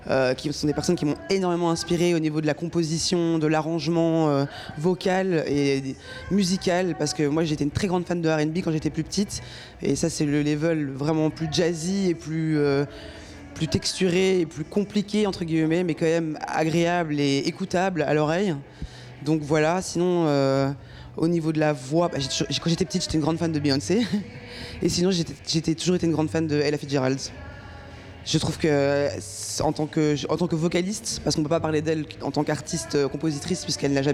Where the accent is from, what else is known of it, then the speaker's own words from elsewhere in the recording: Brussels, Brussels-Capital Region, Belgium; Je suis bruxelloise et très fière de l'être.